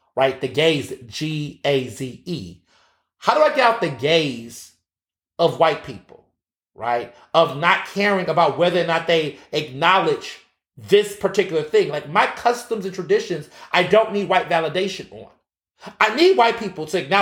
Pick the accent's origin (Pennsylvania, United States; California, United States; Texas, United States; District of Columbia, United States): Texas, United States; I grew up in Texas, so Juneteenth parade, that was my life.